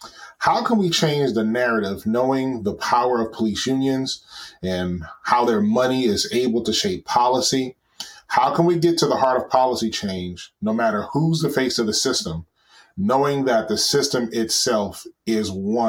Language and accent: English; Oakland, California, United States; I'm from Oakland, California.